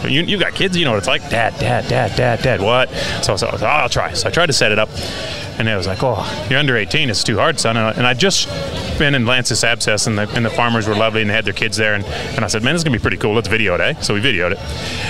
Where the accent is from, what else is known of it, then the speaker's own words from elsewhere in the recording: Wild Horse, Colorado, United States; now in Australia; so I grew up in Wild Horse, and it was a small town